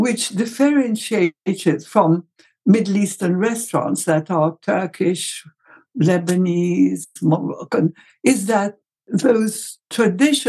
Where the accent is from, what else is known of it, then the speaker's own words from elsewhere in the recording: Egypt; in Egypt, we had zalabia